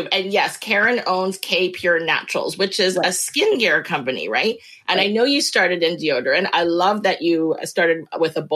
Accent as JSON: {"language": "English", "town": "Abbotsford", "region": "British Columbia", "country": "Canada", "tie": "born or raised there", "lives_now": "Mission, Canada", "said": "I'm from the Fraser Valley. Yeah, I grew up okay. in Abbotsford, which is just the other side of the bridge here."}